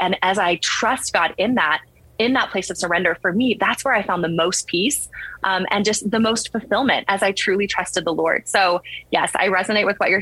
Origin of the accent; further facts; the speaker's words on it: San Antonio, Texas, United States; I'm from San Antonio